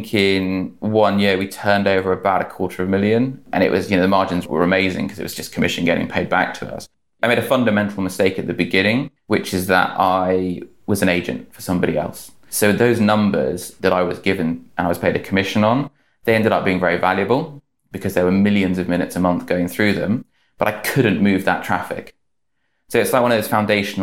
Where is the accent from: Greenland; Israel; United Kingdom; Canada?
United Kingdom; Great Missenden, South East England; moved away as an adult; also born or lived in London; I grew up in Great Missenden, you know, it's a small village